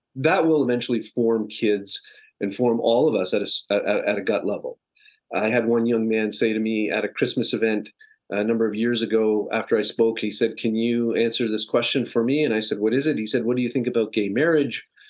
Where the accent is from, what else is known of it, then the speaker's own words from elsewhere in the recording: Canada; now in Los Angeles, United States; I'm a Canadian transplant living in Los Angeles